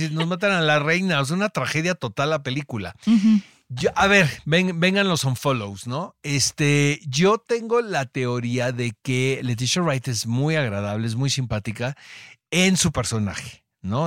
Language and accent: Spanish; Mexico; como mexicano